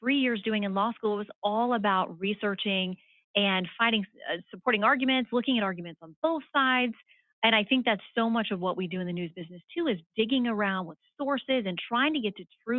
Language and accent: English; Tallahassee, Florida, United States; I grew up in Tallahassee